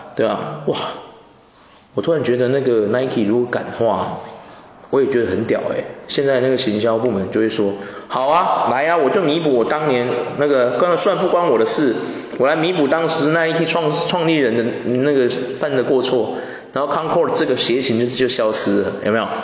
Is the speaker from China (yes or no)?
no; Taiwan; 我们台湾人应该是这样，我们台湾人的台台那种 fashion 应该是这样的。